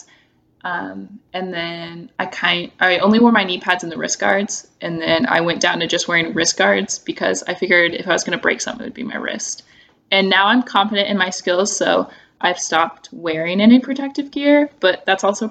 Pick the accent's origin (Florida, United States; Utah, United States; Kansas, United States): Kansas, United States; I'm from Kansas